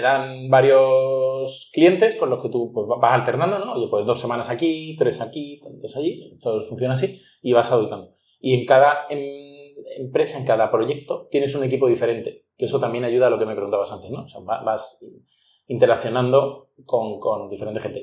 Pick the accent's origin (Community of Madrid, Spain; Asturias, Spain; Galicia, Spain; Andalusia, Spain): Andalusia, Spain; Ronda; also born or lived in Málaga; soy de Málaga, nací en Málaga, aunque fue nacer y llevarme a mi madre a Ronda, donde vivimos 12 años